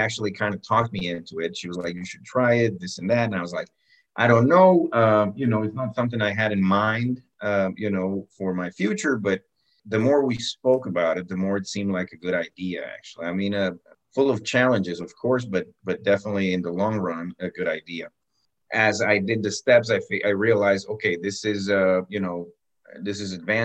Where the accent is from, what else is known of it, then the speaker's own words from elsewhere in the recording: Cali, Valle del Cauca, Colombia; moved away; also born or lived in Bogota, Colombia; I was born in Bogota, actually, the capital. When I was very, very young, my parents moved to Cali. You know, I always considered myself to be what we call a caleño.